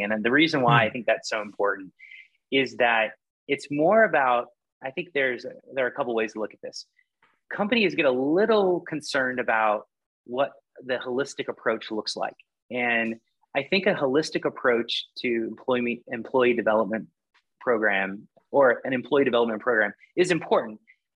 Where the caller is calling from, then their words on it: Austin, Texas, United States; also born or lived in Virginia; Calling from Austin, Texas.